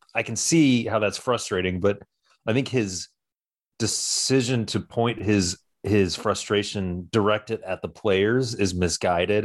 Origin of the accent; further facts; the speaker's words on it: Georgia, United States; I'm from Georgia